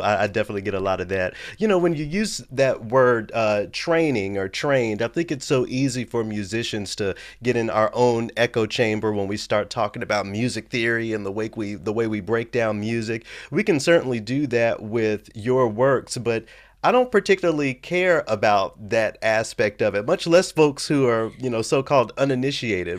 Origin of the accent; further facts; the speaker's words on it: Memphis, Tennessee, United States; moved away as an adult; also born or lived in Knoxville, Tennessee / Los Angeles, California; now in Minnesota, United States; I grew up in Memphis